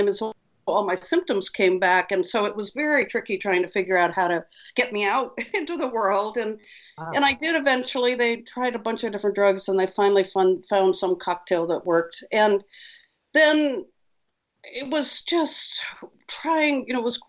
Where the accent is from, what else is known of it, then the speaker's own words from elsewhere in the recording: New Hampshire, United States; moved away as an adult; also born or lived in New Haven, Connecticut; I grew up on skis in New Hampshire